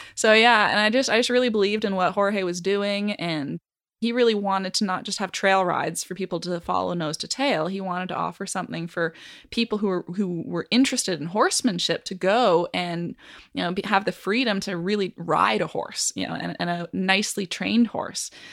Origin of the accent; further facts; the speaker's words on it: Canada; moved away as an adult; now in Kansas City, United States; I come from Canada